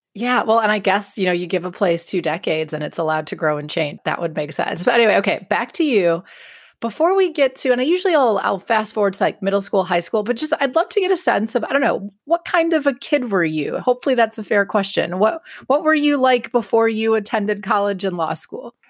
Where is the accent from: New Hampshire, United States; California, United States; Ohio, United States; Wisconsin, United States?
Wisconsin, United States; northern suburbs of Milwaukee; moved away as an adult; I was raised in Wisconsin. I grew up in the northern suburbs of Milwaukee